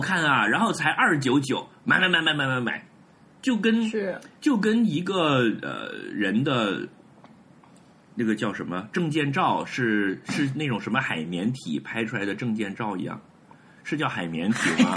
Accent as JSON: {"language": "Chinese", "region": "Hebei", "country": "China", "said": "我作为一个河北人，我来自美学洼地"}